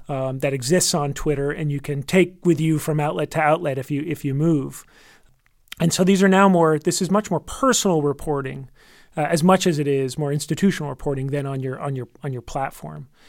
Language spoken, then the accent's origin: English; United States; as an American